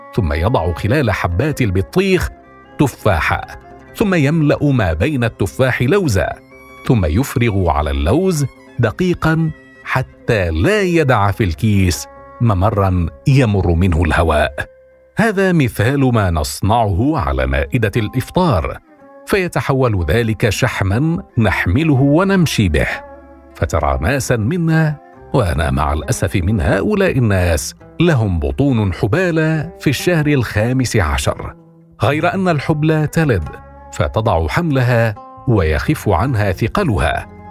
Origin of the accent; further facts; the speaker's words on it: Damascus, Damascus Governorate, Syria; moved away as an adult; نشات في دمشق وفي دمشق عرفت رمضان